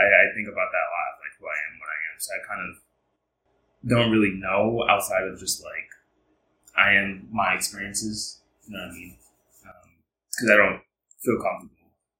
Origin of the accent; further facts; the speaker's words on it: New York City, New York, United States; I am from Harlem, New York, born and raised